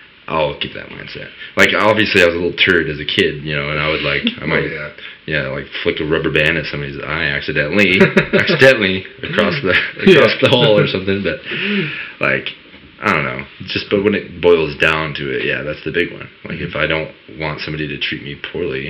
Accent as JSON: {"language": "English", "country": "United States", "tie": "born or raised there", "said": "I grew up in Woolley. I was born and raised."}